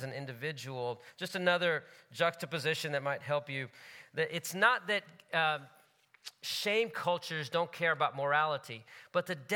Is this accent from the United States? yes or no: yes; United States; My parents are from India. They grew up in India. I grew up in the States, my family